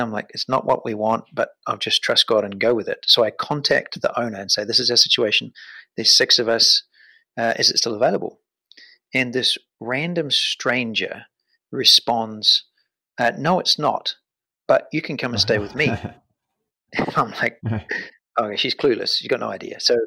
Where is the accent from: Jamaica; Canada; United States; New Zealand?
New Zealand; moved away as an adult; I've got a family of four and we're from New Zealand